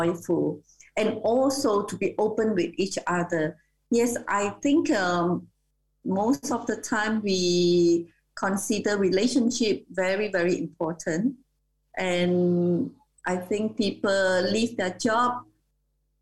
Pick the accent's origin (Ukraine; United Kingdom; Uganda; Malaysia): Malaysia; I'm Malaysian